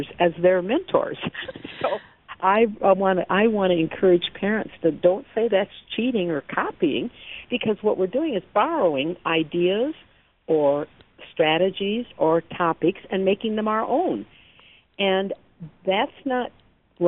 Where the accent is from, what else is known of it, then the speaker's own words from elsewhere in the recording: Michigan, United States; I'm from Michigan